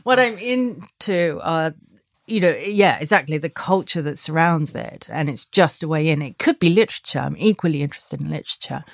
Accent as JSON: {"language": "English", "area": "Sussex", "region": "South East England", "country": "United Kingdom", "tie": "born or raised there", "also_born_or_lived": "Australia / Paris", "moved": "yes", "said": "No, I grew up in Sussex. I grew up in the countryside"}